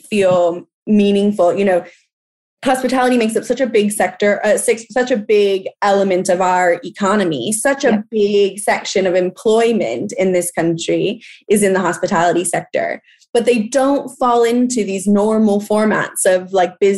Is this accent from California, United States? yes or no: yes; California, United States; accent: American; moved away as an adult; now in London, United Kingdom; I am from California. I'm from a place that has water scarcity issues, and they're being impacted constantly by agriculture in my home state